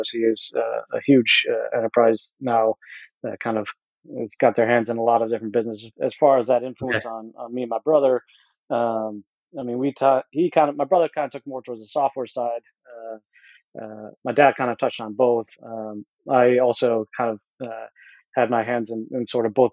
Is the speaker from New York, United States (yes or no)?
yes; Fairport, New York, United States; I grew up in a small town called Fairport, which was a suburb of Rochester, New York. And so I pretty much was born and raised in the same house there